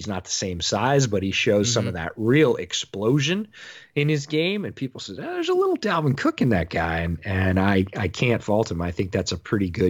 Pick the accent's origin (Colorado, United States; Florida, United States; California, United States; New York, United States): New York, United States; Syracuse; I grew up near Syracuse.